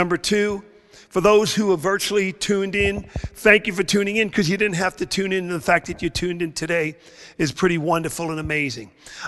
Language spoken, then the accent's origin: English; New York City, New York, United States; moved away as an adult; also born or lived in Tulsa, Oklahoma; now in Florida, United States; I grew up in Brooklyn, New York. I was a Boston Red Sox fan in Brooklyn, New York.